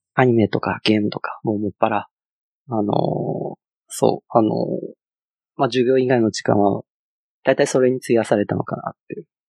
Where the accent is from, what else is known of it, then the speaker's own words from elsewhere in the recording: China; Japanese is a second language; moved away as an adult; now in Japan; 中国から来たって言うんですけれど、実際あの、中国であの、仕事した経験がなくて、あの、大学卒業して、あの、新卒で、あの、日本に来たっていう感じで。